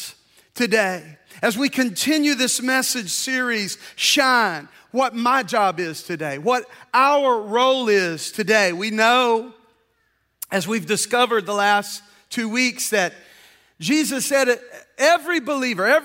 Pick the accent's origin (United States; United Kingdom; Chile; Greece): United States; Deep South; I grew up in the Deep South at a very turbulent time of our history